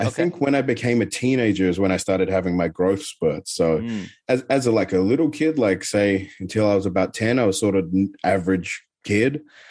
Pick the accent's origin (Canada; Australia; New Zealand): Australia; Adelaide, South Australia; there was a certain roller skating rink in my hometown in Adelaide that actually was really good.